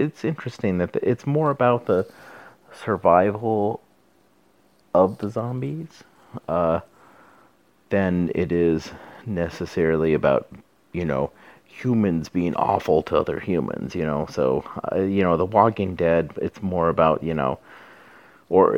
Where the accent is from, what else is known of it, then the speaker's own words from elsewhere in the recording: Southwest, United States; I'm from the Southwest